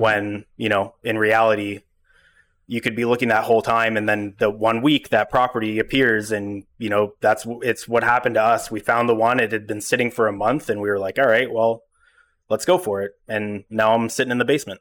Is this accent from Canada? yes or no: yes; Ottawa, Ontario, Canada; I've lived in Ottawa my whole life, but, you know, I don't frequent, uh, Gloucester. I grew up in Manitic and Greeley